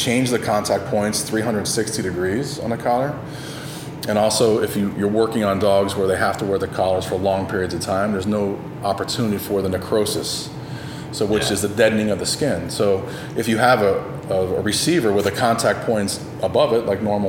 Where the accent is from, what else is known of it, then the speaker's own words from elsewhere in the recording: United States; accent: Yankee; now in Tennessee, United States; I moved up to Tennessee where I'm a fucking Yankee. They hear my fucking Yankee accent.